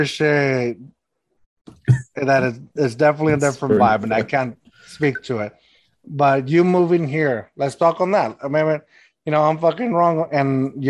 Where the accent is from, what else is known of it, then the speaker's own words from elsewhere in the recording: Texas, United States; also born or lived in Mexico / Austin; now in San Antonio, United States; I am hardcore Texan, but I'm not from San Antonio. I am from Texas in a way, but I was born in Mexico.